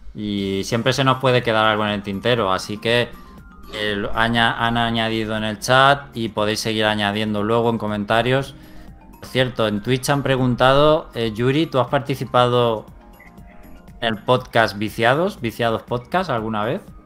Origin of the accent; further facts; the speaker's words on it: Spain; somos españoles